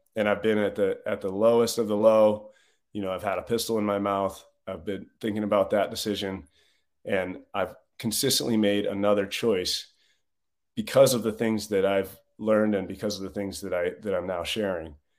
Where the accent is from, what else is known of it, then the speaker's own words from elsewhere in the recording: Northeast, United States; I grew up in a, a blue collar family on, in the Northeast